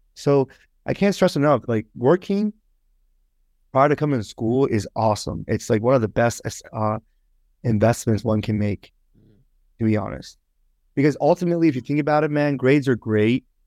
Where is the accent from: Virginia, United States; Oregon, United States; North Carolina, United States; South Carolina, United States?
Virginia, United States; Northern; moved away as an adult; also born or lived in Toronto, Canada / Richmond, Virginia / Miami; now in Boston, United States; I moved from Toronto to Northern Virginia when I was about, like, six years old. So I pretty much grew up in, uh, Northern Virginia